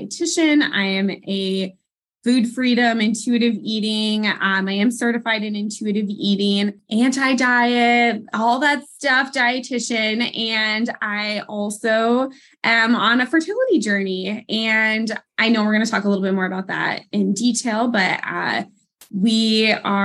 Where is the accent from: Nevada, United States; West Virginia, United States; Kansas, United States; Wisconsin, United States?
Wisconsin, United States; moved away as an adult; now in Pennsylvania, United States; I am originally from Wisconsin. That is my home base.